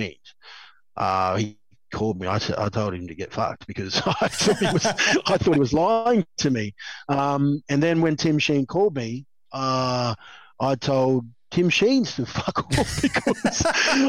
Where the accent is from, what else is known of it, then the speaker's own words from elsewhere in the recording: Queensland, Australia; being a Queenslander